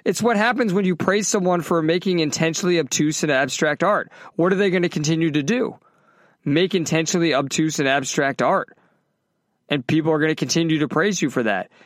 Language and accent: English; United States; I'm fucking American